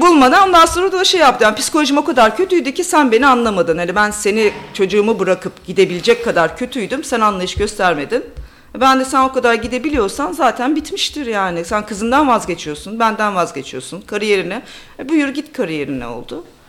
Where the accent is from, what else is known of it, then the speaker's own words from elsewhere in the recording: Bolu, Bolu Province, Turkey; moved away as an adult; also born or lived in Ankara / Durham, United Kingdom; now in London, United Kingdom; Türkiye'de Bolu'da büyüdüm, Ankara'da okudum